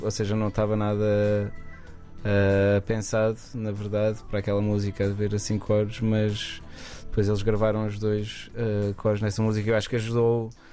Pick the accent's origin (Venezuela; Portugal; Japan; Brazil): Portugal; Aveiro, Centro; voltei para, para, para Aveiro, que é de onde eu sou